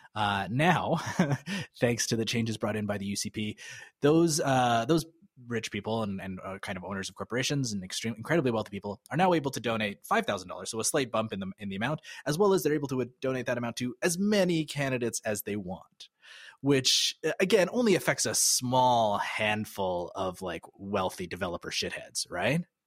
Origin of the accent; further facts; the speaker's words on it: Calgary, Alberta, Canada; moved away as an adult; I grew up in Calgary, but I, I've, I left Calgary in two thousand nine.